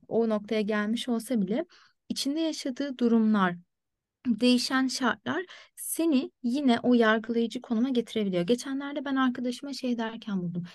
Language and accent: Turkish; Turkey; moved away as an adult; now in Ireland; ben direksiyonun solda olduğu bir ülkede büyüdüm ve ehliyetimi oradan aldım.